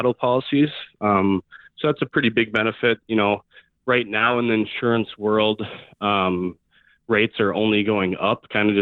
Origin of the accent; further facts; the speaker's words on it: Shoreview, Minnesota, United States; also born or lived in River Falls, Wisconsin; I grew up in Shoreview, Minnesota, pretty much right down the road from your office, Jeff